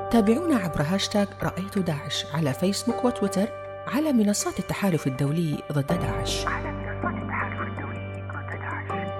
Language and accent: Arabic; Iraq; كمرأة كإنسانة كعربية كعراقية